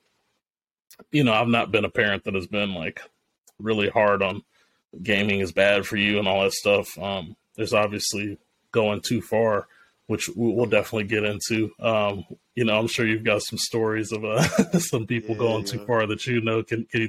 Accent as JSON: {"language": "English", "country": "Japan", "tie": "born or raised there", "said": "I grew up in Japan in the early 90s."}